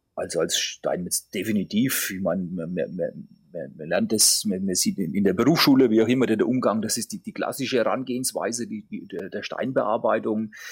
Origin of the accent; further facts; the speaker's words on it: Grettstadt, Bavaria, Germany; moved away; also born or lived in Schweinfurt / Swabia; ich bin geboren in Schweinfurt. Mhm und aufgewachsen in der, Region, in der Region also in, in Gretstadt